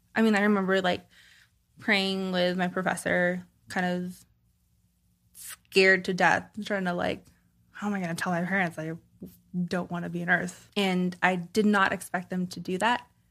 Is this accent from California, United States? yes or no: yes; Los Angeles, California, United States; I grew up in California, Southern California, um, Koreatown, LA area